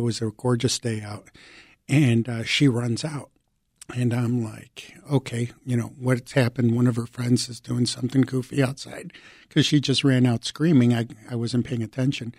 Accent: Chicago, Illinois, United States; English is a second language; also born or lived in Mexico; I was also an immigrant, so I came from Mexico. I was six years old, living in the um, Lakeview and Ravenswood Manor uh, neighborhoods here in Chicago. I didn't speak English

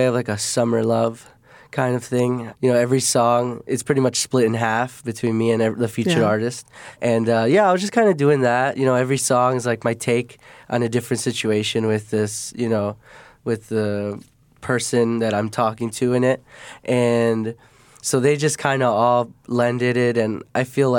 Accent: Chicago, Illinois, United States; I'm from the Southwest Side, so that's more like around Midway Airport area-ish. And so I've been there my whole life

